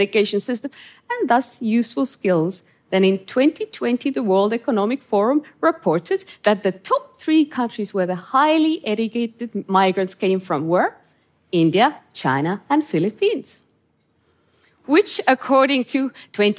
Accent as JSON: {"language": "English", "country": "Estonia", "tie": "born or raised there", "said": "I grew up in Estonia under Soviet occupation"}